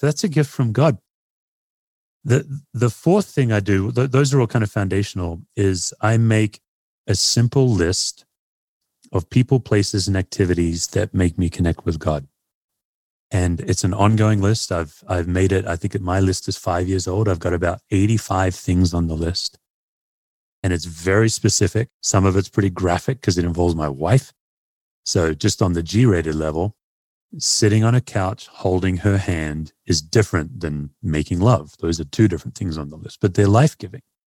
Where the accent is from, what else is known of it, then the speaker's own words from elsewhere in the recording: Australia; now in United States; as an Aussie